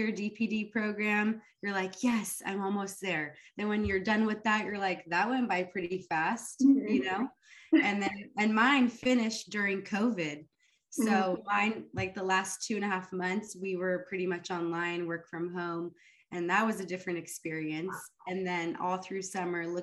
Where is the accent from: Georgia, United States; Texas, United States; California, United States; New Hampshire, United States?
California, United States; Fresno; first language Arabic; English is a second language; I'm from Fresno, California.